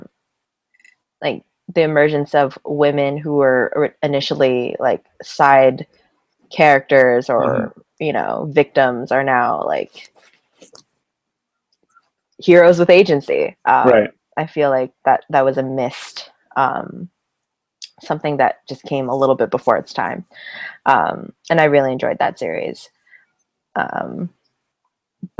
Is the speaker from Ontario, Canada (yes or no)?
yes; Essex County, Ontario, Canada; he's from my hometown